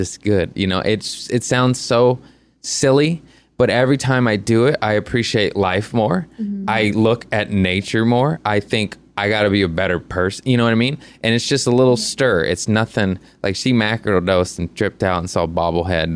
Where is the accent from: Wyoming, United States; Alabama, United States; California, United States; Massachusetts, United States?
California, United States; Los Angeles; I was born and raised here, and I'm never leaving.